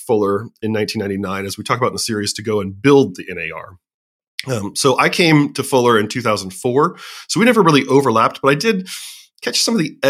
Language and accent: English; Southern California, United States; I was born and raised in Southern California